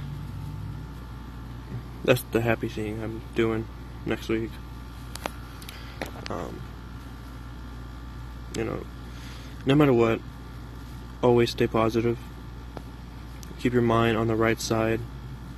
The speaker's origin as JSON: {"language": "English", "region": "Oregon", "country": "United States", "also_born_or_lived": "California", "said": "I'm from Oregon. You know, I used to live in California."}